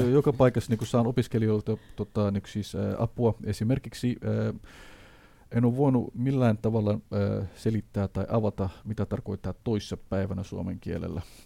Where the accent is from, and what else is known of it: Somalia; Finnish is a second language; now in Finland